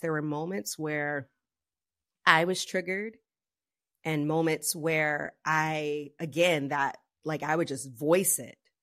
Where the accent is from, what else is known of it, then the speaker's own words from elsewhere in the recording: the South, United States; I grew up in the South, um, in the eighties